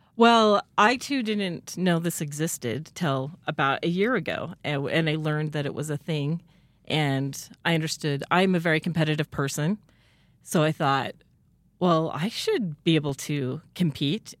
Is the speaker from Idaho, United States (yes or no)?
yes; Rexburg, Idaho, United States; moved away as an adult; I also grew up in Rexburg, um, and moved away for several years, but I'm back in town